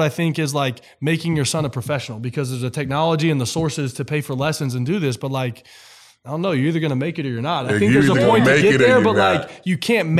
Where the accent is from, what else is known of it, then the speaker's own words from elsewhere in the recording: Oklahoma, United States; growing up in Oklahoma